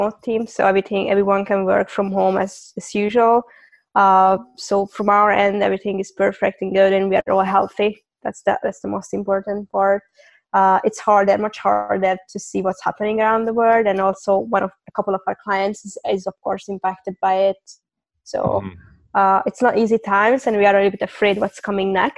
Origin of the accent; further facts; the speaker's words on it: Hungary; moved away as an adult; also born or lived in London / Cyprus; I'm from Hungary. And I moved around a couple of times in my life